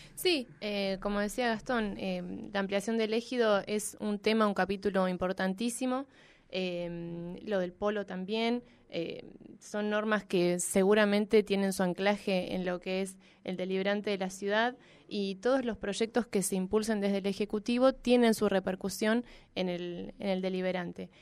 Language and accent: Spanish; Neuquén, Argentina; also born or lived in Buenos Aires; Soy neuquina, amo mi ciudad